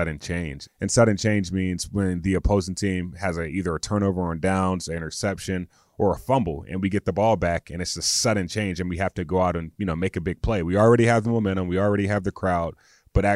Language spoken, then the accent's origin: English; North Carolina, United States; my home state of North Carolina